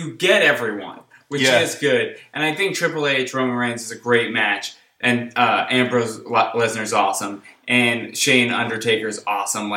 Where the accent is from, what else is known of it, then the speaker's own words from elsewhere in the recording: Jersey Shore, New Jersey, United States; I'm from New Jersey. I'm from the Jersey Shore